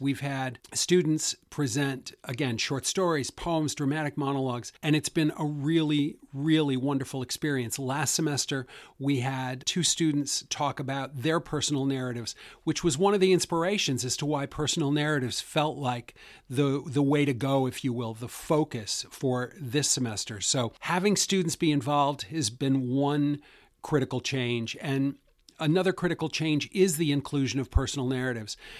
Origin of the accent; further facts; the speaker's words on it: Western New York, United States; moved away as an adult; also born or lived in Des Moines, Iowa / Boston; I grew up in Western New York, so I was born on a dairy farm.